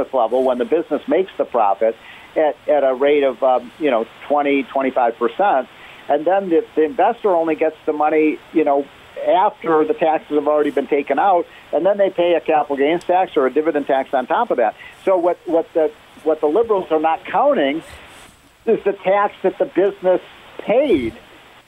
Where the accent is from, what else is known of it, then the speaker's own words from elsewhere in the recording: Illinois, United States; I grew up in Illinois